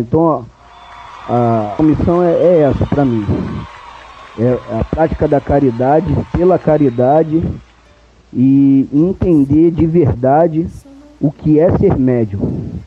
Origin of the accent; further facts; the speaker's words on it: Vaz Lobo, Rio de Janeiro, Brazil; also born or lived in Santa Cruz, Rio de Janeiro; desde bebê, eu fui criado dentro do, do terreiro de Umbanda, da vovó Maria Conga, lá em Vaz Lobo